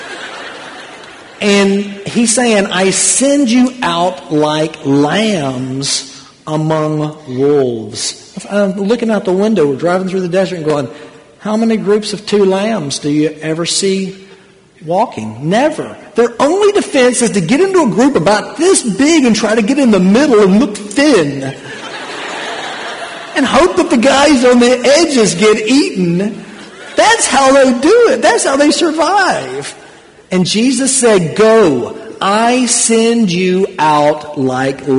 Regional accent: United States; moved away; I was born in America, but that's not my home

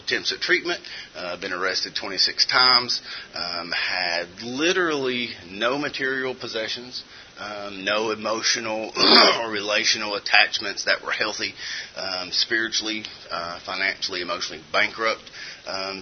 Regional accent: Eastern Kentucky, United States; I'm originally from Eastern Kentucky, grew up in a wonderful Christian home

